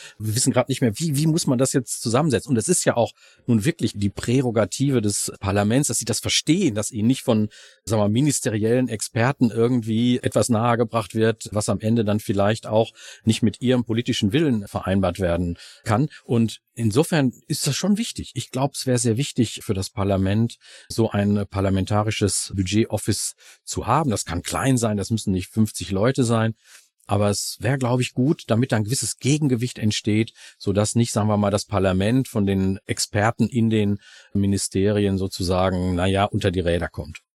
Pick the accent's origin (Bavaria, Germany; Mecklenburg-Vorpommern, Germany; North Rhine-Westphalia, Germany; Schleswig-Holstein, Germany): North Rhine-Westphalia, Germany; Ruhr area; bei uns im Ruhrgebiet